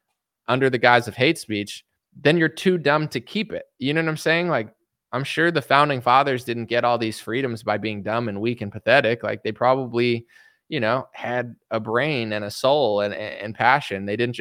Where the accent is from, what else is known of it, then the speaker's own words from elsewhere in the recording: United States; I'm just an American citizen